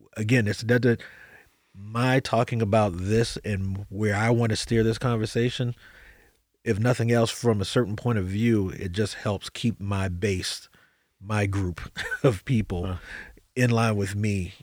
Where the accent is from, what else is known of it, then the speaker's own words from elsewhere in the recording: United States; I'm an American